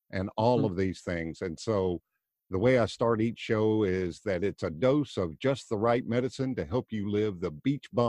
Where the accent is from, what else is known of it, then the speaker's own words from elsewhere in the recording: Tennessee, United States; moved away as an adult; now in Florida, United States; I'm originally from Tennessee, now living in Florida